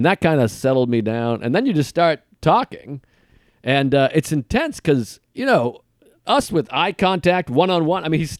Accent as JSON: {"language": "English", "town": "Boston", "region": "Massachusetts", "country": "United States", "said": "We're both comics from Boston with mutual friends."}